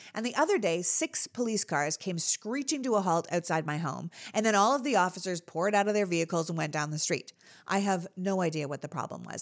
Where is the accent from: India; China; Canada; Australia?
Canada; now in United States; I grew up in Canada.